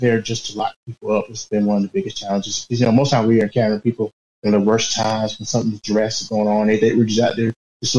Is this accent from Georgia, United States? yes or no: yes; Augusta, Georgia, United States; I'm from Augusta, Georgia